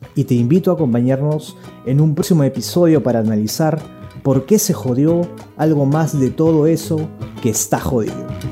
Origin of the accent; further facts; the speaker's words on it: Peru; somos peruanos